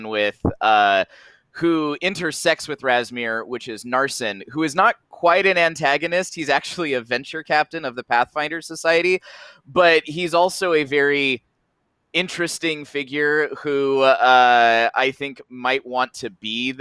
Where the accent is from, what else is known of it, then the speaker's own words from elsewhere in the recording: Alaska, United States; I come from Alaska, where, it's snow, cold, and ice